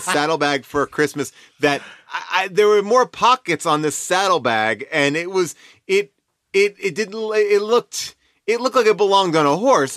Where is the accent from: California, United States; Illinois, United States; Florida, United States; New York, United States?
New York, United States; Long Island; moved away as an adult; I was from Long Island